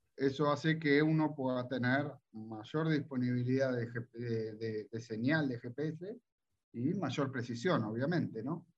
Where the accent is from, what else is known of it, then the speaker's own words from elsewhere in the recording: Olivos, Buenos Aires Province, Argentina; yo soy de, de Olivos